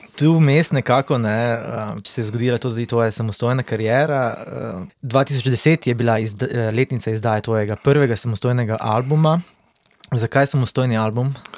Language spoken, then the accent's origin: Slovenian; Slovenia; smo Slovenci malo zaostanku